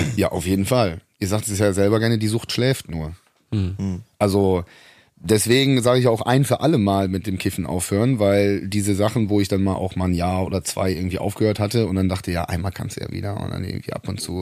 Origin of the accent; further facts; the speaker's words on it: Rhineland, Germany; moved away; also born or lived in Munich; ich bin ja im Rheinland zur Schule gegangen